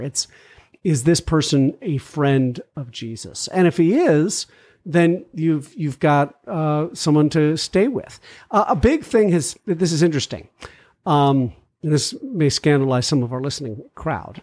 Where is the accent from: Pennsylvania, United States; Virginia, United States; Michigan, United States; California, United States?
Virginia, United States; McLean; moved away; I grew up in Virginia. McLean